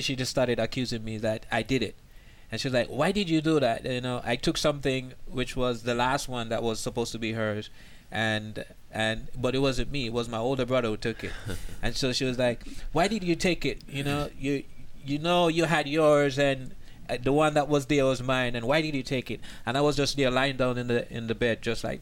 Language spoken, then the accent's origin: English; Jamaica; moved away as an adult; now in United States; I'm originally from Jamaica